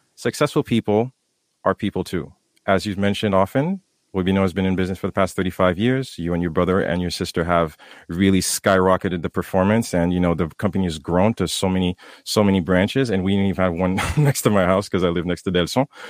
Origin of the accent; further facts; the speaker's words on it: Haiti; moved away; myself growing up in Haiti